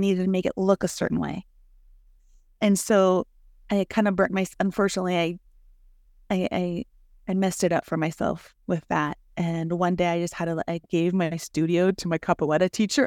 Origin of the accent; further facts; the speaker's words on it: Mexico; now in United States; I grew up that way in Mexico. I had to carry the water from the river to my house.